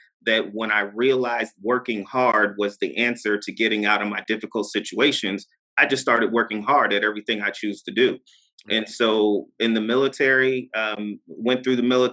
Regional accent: Poughkeepsie, New York, United States; moved away as an adult; I'm from Poughkeepsie, New York

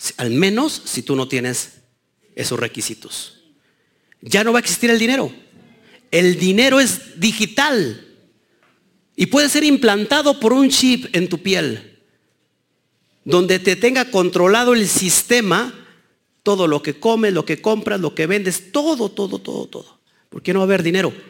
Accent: Mexico; los mexicanos

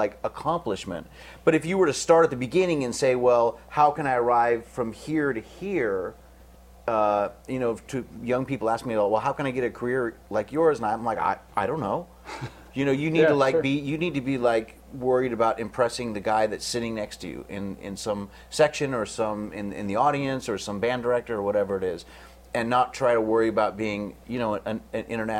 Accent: Oregon, United States; moved away; also born or lived in Italy / Indiana; I grew up in Oregon

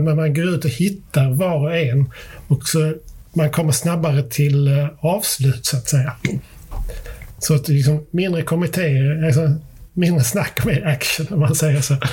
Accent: Sweden; vi är också vita svenskar

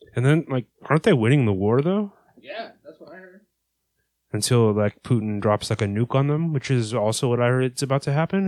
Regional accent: California, United States; I'm from California

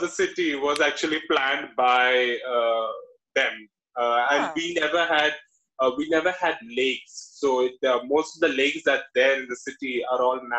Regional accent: Kerala, India; moved away as an adult; also born or lived in Hyderabad; now in Bangalore, India; So I'm basically from Kerala. It's the southernmost part of India. It's a land where there's coconut trees. We are known for fishes. We are known for banana chips.

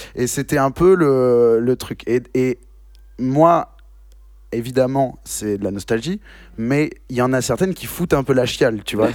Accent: Bordeaux, Nouvelle-Aquitaine, France; also born or lived in Bayonne; nous, on est de Bordeaux

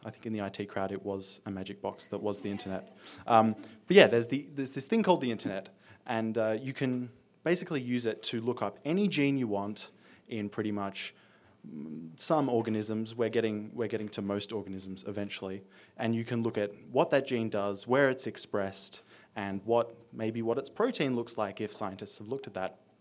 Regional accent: Australia; I'm an Australian high school student

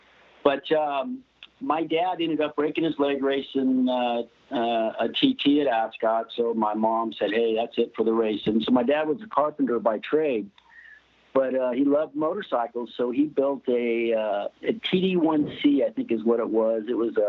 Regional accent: Southern California, United States; I'm from Southern California

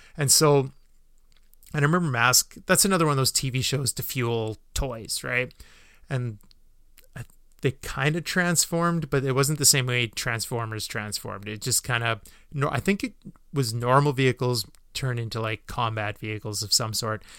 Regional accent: Canada; as a Canadian

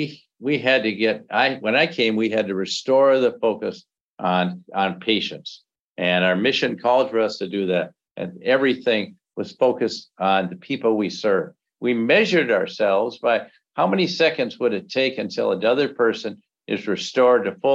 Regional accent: Grand Rapids, Michigan, United States; I grew up in Michigan, and on the other side of the state, Grand Rapids

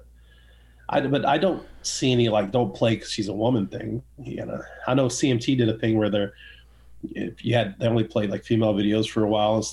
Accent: Austin, Texas, United States; moved away as an adult; also born or lived in Las Vegas; now in Nashville, United States; I'm from Austin, Texas

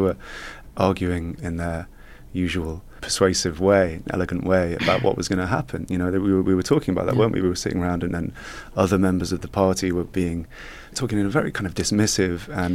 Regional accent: United Kingdom; as a British writer

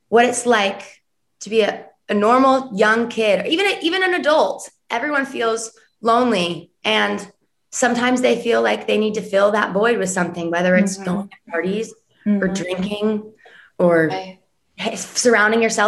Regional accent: Los Angeles, California, United States; moved away as an adult; now in Nashville, United States; I grew up in Los Angeles

